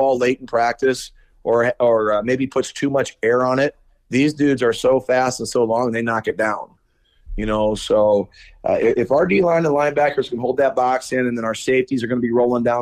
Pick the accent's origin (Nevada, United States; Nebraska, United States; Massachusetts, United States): Nebraska, United States; Omaha; I'm from Omaha